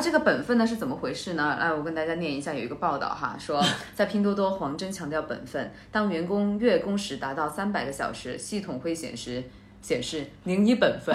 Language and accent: Chinese; China; 中国人我们